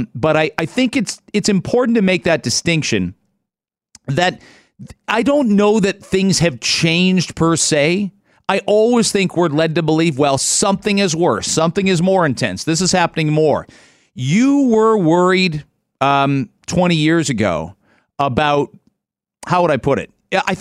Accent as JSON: {"language": "English", "region": "London", "country": "United Kingdom", "tie": "born or raised there", "said": "because it's my city. I grew up in London. I feel like I know every nook and cranny"}